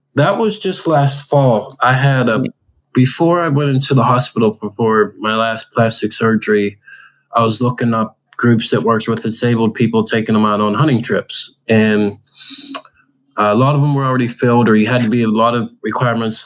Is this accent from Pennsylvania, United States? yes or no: yes; Pittsburgh, Pennsylvania, United States; I grew up in Pittsburgh and I grew up fishing with my dad all the time